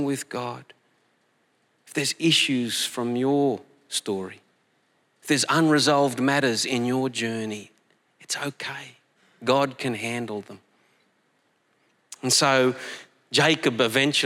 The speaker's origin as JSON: {"language": "English", "town": "Collie", "region": "Western Australia", "country": "Australia", "tie": "born or raised there", "moved": "yes", "said": "Collie, my hometown"}